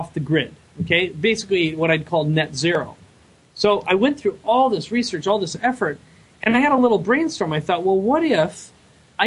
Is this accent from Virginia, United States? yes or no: no; Minnesota, United States; now in San Diego, United States; I live in San Diego now. I'm originally from Minnesota.